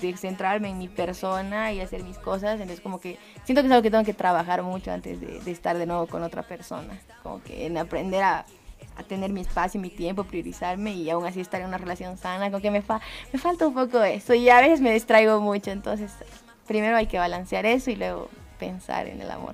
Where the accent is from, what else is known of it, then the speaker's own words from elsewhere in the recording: Bolivia; como bolivianos